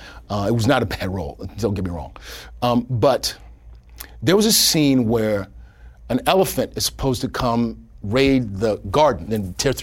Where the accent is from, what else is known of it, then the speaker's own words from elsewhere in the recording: Kenya; I'm Kenyan, so I know how dangerous elephants are.